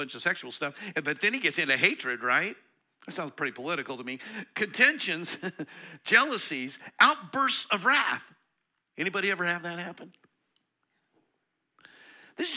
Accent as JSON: {"language": "English", "region": "Eastern Colorado", "country": "United States", "tie": "born or raised there", "said": "I grew up in Eastern Colorado"}